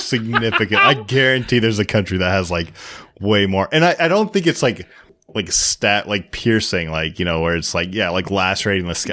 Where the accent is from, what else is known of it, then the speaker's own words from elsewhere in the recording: Seattle, Washington, United States; I'm from Seattle